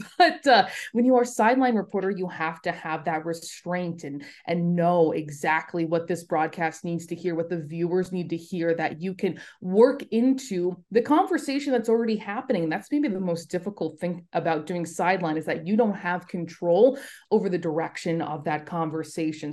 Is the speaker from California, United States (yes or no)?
yes; Los Angeles, California, United States; moved away as an adult; also born or lived in Buffalo, New York; I grew up in Los Angeles, spent the first eighteen years of my life there.